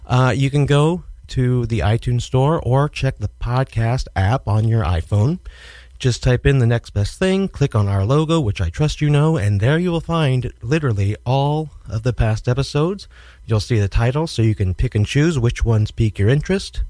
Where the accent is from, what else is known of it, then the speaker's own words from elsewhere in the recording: Kansas City, United States; now in New York City, United States; Kansas City, my hometown